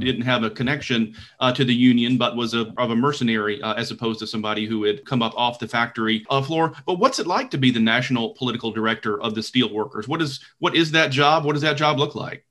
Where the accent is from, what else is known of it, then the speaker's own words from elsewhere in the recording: Deep South, United States; I grew up in the Deep South